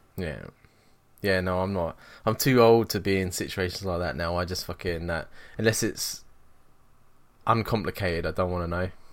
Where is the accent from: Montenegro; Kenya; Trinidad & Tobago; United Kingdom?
United Kingdom; England; moved away as an adult; now in Scotland, United Kingdom; I moved away from England